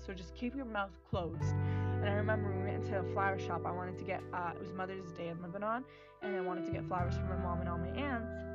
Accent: Canada; i'm not from here and then he like he knew i like he knew i was canadian

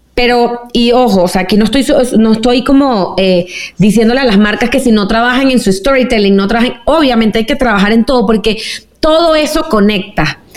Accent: Venezuela; moved away; also born or lived in New York; yo como venezolana

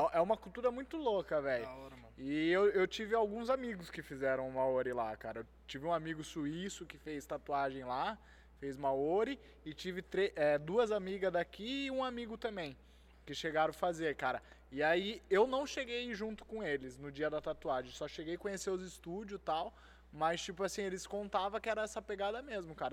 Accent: Itatiba, São Paulo, Brazil; Eu sou de Itatiba, é pequeno

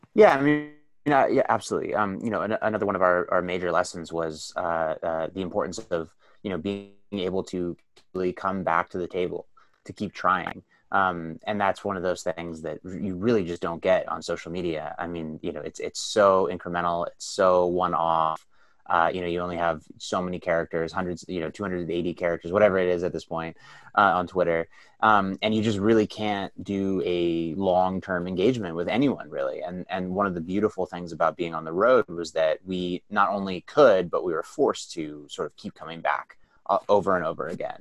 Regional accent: the Bay Area, California, United States; I grew up in the Bay Area

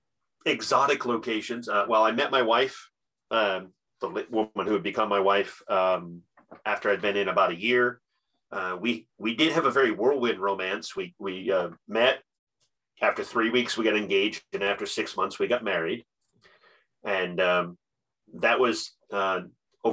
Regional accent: North Kingstown, Rhode Island, United States; also born or lived in Woonsocket, Rhode Island; I grew up in North Kingstown, Rhode Island

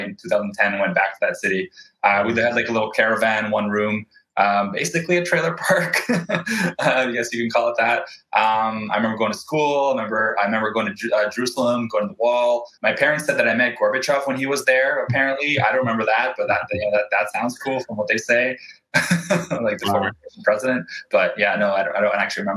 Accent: Vancouver, British Columbia, Canada; also born or lived in Krasnoyarsk, Russia / Ofra, Israel; I grew up in Vancouver, lived here my whole life

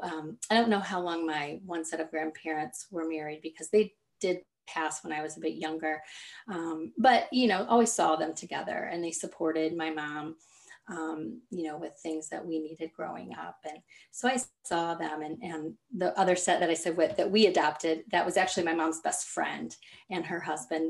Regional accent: Kansas, United States; moved away as an adult; now in Michigan, United States; So I was born and raised in Kansas, and now I live in Michigan.

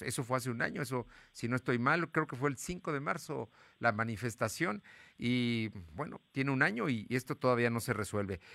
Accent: Puebla, Mexico

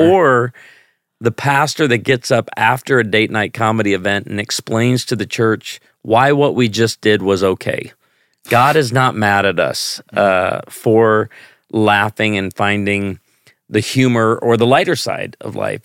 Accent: Chicago, Illinois, United States; now in Branson, Missouri, United States; I grew up in Chicago

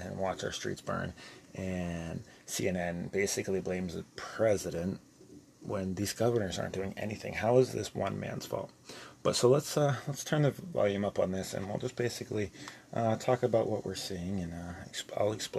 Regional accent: United States; I'm American

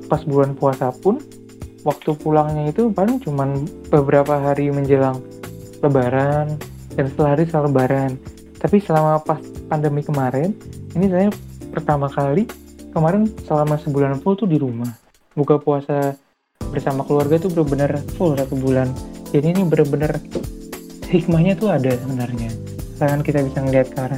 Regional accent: Jakarta, Indonesia; aku dari Jakarta aslinya aslinya dari Jakarta kan di kos di Jogja

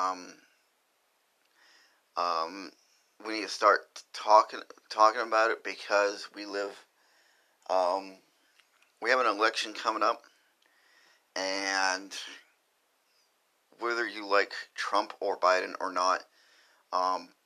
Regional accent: Lewiston, Maine, United States; I grew up in Lewiston, Maine

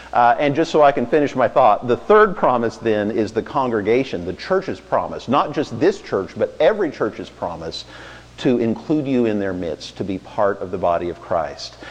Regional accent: Wichita, Kansas, United States; now in Lincoln, United States; I grew up in Wichita, Kansas

